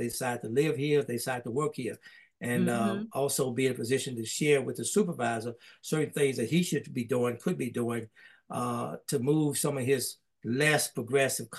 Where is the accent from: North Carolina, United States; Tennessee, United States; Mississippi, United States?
Mississippi, United States; Holly Springs; now in Oxford, United States; my hometown got that rating for Mississippi